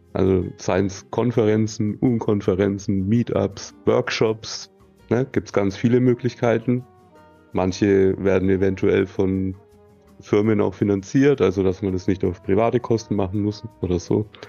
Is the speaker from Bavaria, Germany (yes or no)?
yes; Nuremberg, Bavaria, Germany; Das ist in meiner Heimatstadt